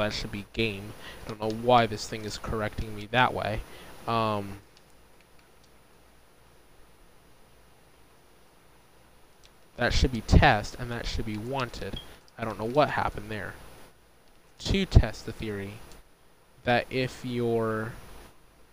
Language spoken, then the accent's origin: English; United States; the United States, my home country